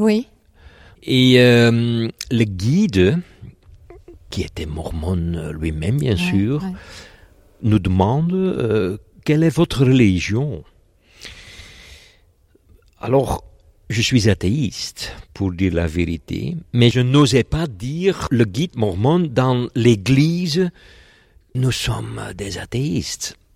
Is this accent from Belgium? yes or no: yes; Flanders, Belgium; Je suis belge et euh, je travaille à l'université de Gand.